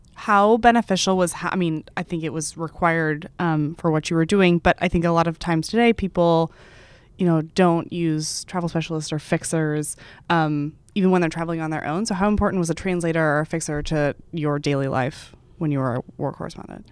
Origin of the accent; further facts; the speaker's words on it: Texas, United States; I'm from Texas